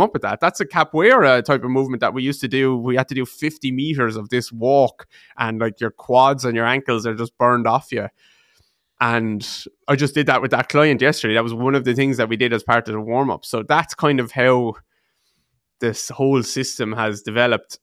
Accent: Waterford, Munster, Ireland; I'm from a place called Waterford in the southeast of Ireland, just about two hours south of Dublin.

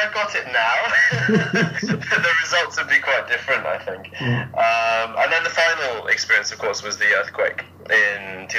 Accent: England, United Kingdom; moved away as an adult; also born or lived in Germany / Spain / China; now in Japan; So my parents are British. I was born in Germany, lived there for a couple of years. So I left when I was two. Went back to England for a bit, then moved to Spain for 8 years.

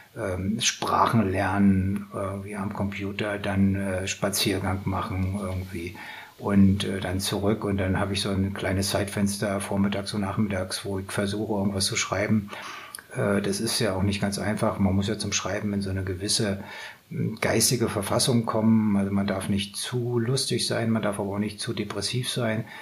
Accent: Northern Germany, Germany; ich komme aus Norddeutschland

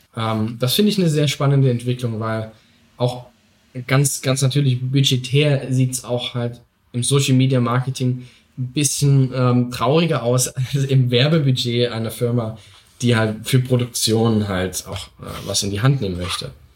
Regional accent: Saxony, Germany; ich komme eben aus Sachsen

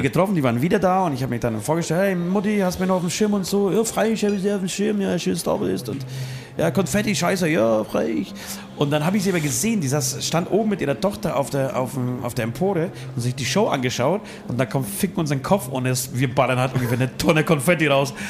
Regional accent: Poland; moved away; ich als Pole

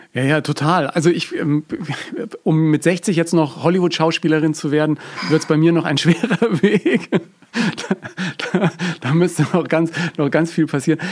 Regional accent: Bavaria, Germany; bei uns in Bayern

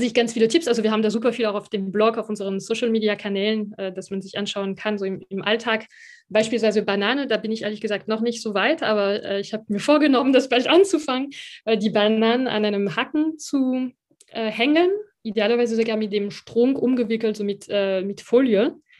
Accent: France; now in Germany; als Französin

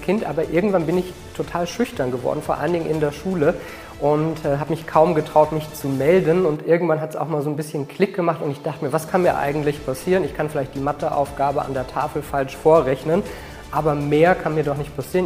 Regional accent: Berlin, Germany; Und 1985 sind wir nach West-Berlin gekommen und dann bin ich in Berlin-Spandau groß geworden

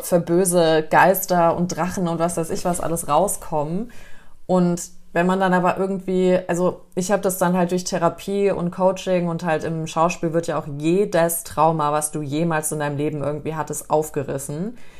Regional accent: Germany; bei uns in Deutschland

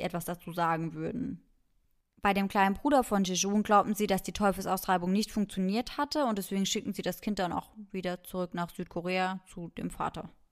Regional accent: Germany; bei uns in Deutschland

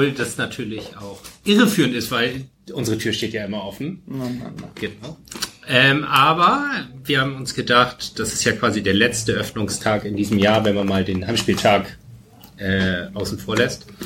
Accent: Germany; moved away; ich komme aus Fechter, katholischer geht's nicht.

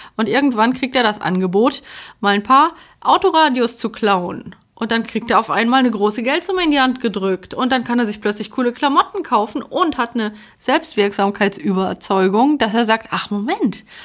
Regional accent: Poland; moved away; ich bin ja aus Polen

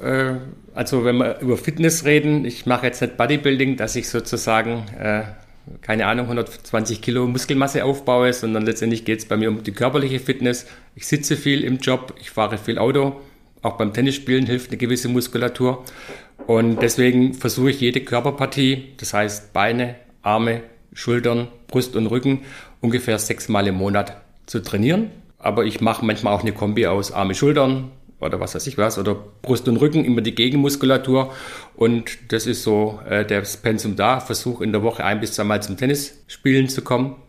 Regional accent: Stuttgart, Baden-Württemberg, Germany; moved away as an adult; now in Nuremberg, Germany; Bin wie jeder hören wird, kein Franke, sondern gebürtig in Stuttgart zu Zuffenhausen.

